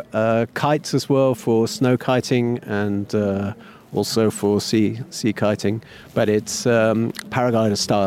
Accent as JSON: {"language": "English", "country": "United Kingdom", "said": "I'm British"}